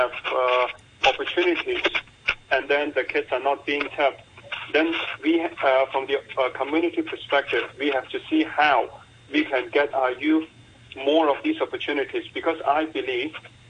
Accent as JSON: {"language": "English", "country": "Hong Kong", "tie": "born or raised there", "said": "growing up in Hong Kong from a grassroots background"}